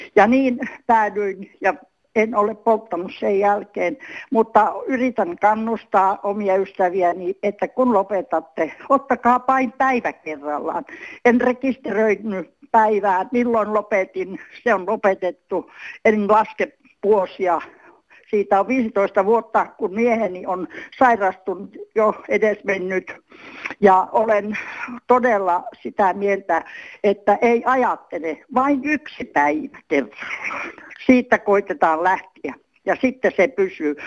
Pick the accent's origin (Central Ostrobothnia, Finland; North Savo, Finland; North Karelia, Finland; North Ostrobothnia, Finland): Central Ostrobothnia, Finland; Olen Keski-Pohjanmaalta 45 syntynyt mummeli